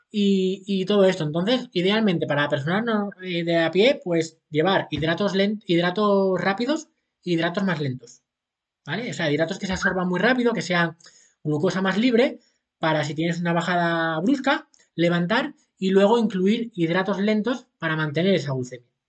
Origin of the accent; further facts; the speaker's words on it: Asturias, Spain; now in Seville, Spain; Yo ahora vivo en Sevilla aunque soy de Asturias, pero vivo en Sevilla con mi mujer.